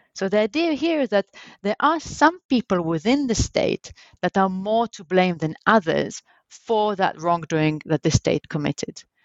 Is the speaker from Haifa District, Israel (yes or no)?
no; Jerusalem, Jerusalem District, Israel; I was born in Jerusalem, in Israel, and that's where actually I grew up